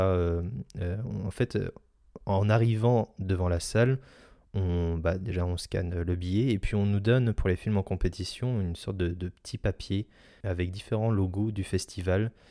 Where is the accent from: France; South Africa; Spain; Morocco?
France; Saint-Malo, Brittany; pas loin de mes terres natales parce que je suis né à Saint-Malo